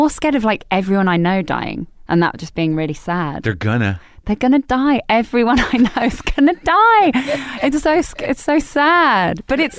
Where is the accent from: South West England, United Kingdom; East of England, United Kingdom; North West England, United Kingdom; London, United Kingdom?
London, United Kingdom; Harrow; Harrow. North Harrow.